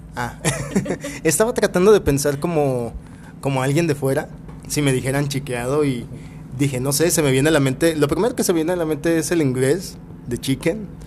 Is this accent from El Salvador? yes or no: no; Guadalajara, Jalisco, Mexico; soy originario de aquí